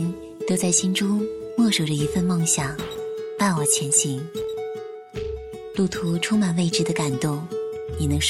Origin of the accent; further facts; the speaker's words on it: Chengdu, Sichuan, China; 这里是成都，一座来了就不想离开的城市，这里是我的家乡。